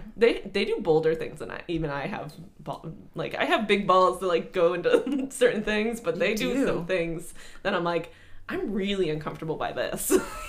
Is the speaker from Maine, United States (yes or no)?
yes; Palmyra, Maine, United States; Drive an hour and a half from like Palmyra, Maine to, well, it was like an hour to like Waterville to swim in a Holiday Inn pool.